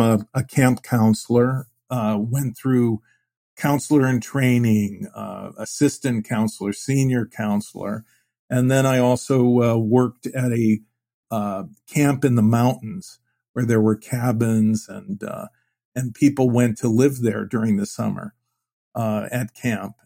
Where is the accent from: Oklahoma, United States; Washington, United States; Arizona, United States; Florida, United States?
Arizona, United States; Phoenix; also born or lived in Cleveland; Phoenix was a small city. My family moved there in, in nineteen fifty-six from Cleveland